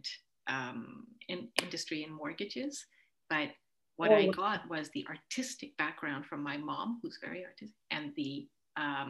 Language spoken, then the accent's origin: English; Ontario, Canada; also born or lived in Uganda / St. Catharines / Burlington; I grew up in Canada